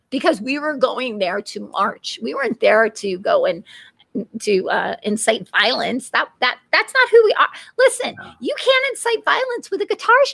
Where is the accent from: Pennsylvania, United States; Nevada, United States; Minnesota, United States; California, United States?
California, United States; I'm from California, and it was, so it just was imagine.